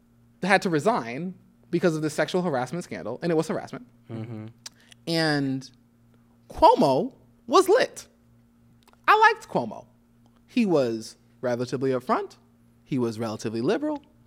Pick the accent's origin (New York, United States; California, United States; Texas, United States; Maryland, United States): New York, United States; now in Los Angeles, United States; I'm from New York.